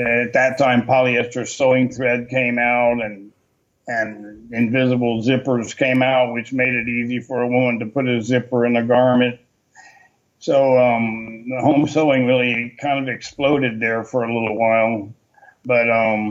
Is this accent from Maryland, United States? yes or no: no; Atlanta, Georgia, United States; moved away as an adult; also born or lived in North Carolina / Texas; I grew up in Atlanta, Georgia. I was born in North Carolina, but I grew up in Atlanta